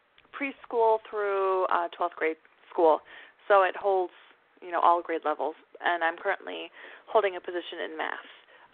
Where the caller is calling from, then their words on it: Massachusetts, United States; I'm from Massachusetts.